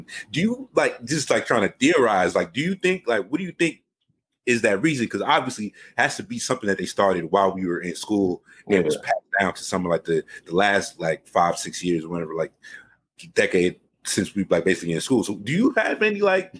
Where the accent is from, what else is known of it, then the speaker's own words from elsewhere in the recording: Valley Stream, New York, United States; as somebody who moved to Valley Stream, I moved to Valley Stream in like in third grade.